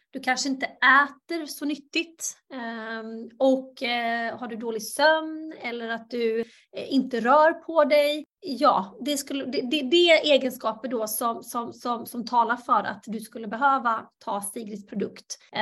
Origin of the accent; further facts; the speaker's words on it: Halmstad, Halland County, Sweden; also born or lived in Bosnia and Herzegovina / New York; Jag föddes i Bosnien, Hercegovina och kom till Sverige som flykting 92. Växte upp i Halmstad